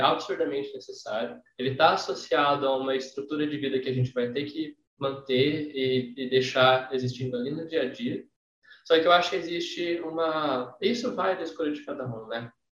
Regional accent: São José do Rio Preto, São Paulo, Brazil; na minha cidade natal, em São José do Preto

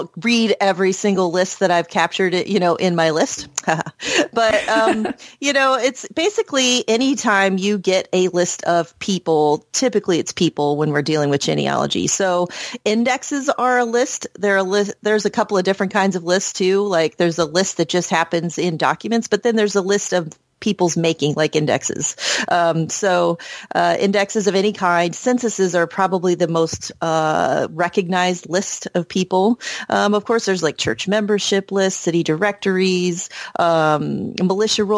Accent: Bowling Green, Ohio, United States; I was born in Bowling Green, Ohio, and that's not very far from the shores of Great Lake Erie

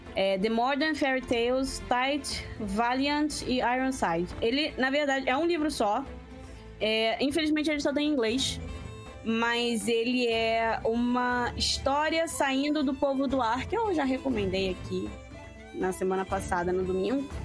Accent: Rio de Janeiro, Brazil; Eu sou carioca

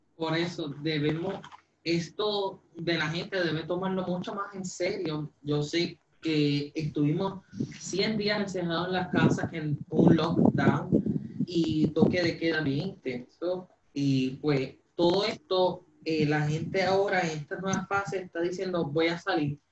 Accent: Puerto Rico; los puertorriqueños vamos a seguir luchando hacia adelante

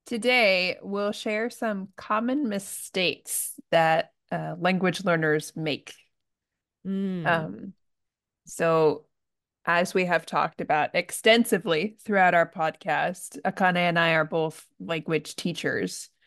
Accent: United States; now in Japan; I'm American and I'm living in Japan.

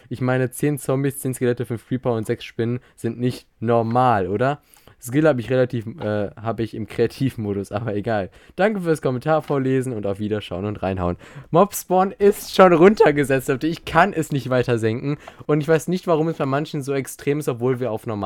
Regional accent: Austria; Maurice, ich bin Österreicher

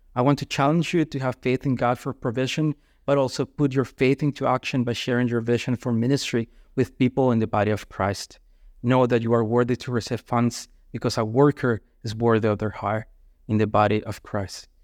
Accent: Colombia; moved away; I'm from Colombia

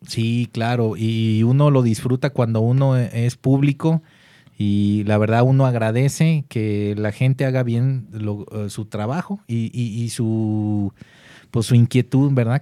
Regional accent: Guadalajara, Jalisco, Mexico; así somos los tapatíos

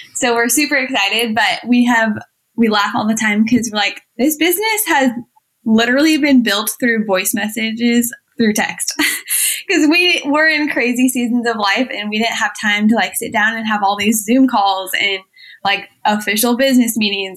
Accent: Iowa, United States; I was born and raised in Iowa. We still live here

